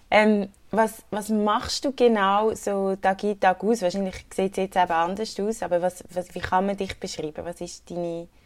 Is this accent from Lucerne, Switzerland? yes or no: yes; Willisau, Lucerne, Switzerland; also born or lived in Zürich; now in Lausanne, Switzerland; Also ich bin mal in Zürich aufgewachsen, ganz am Anfang, aber ich bin von Willisau. Okay. Also in der Nähe von Bern, aber ich lebe in Lausanne.